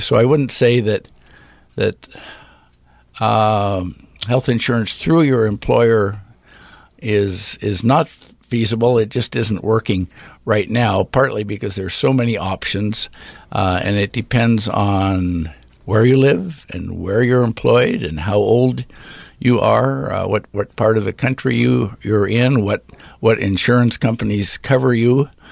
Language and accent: English; Redmond, Oregon, United States; when I grew up in Redmond